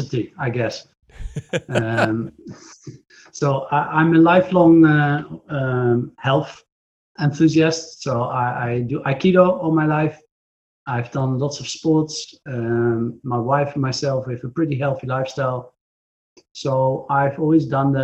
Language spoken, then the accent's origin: English; Netherlands; from the Netherlands